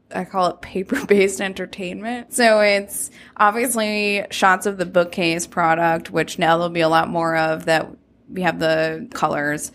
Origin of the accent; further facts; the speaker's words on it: New York, United States; So I'm from New York. After college, I moved back to Brooklyn